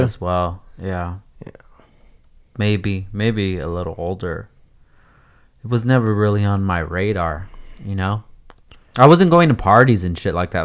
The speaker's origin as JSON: {"language": "English", "area": "SoCal", "region": "California", "country": "United States", "tie": "born or raised there", "said": "we grew up here"}